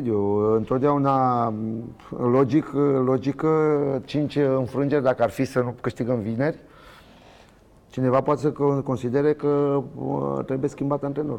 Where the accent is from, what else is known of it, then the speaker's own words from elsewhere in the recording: Romania; moved away as an adult; also born or lived in Spain; sunt român, m-am născut aici